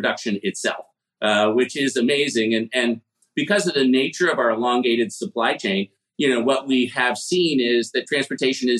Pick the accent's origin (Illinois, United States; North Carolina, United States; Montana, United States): Illinois, United States; Chicago; I grew up in Chicago in the 1970s